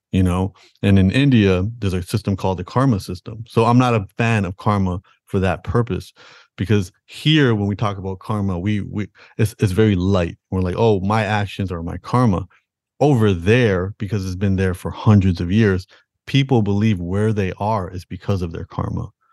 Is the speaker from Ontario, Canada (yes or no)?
yes; Toronto, Ontario, Canada; I was born in, in Toronto, Canada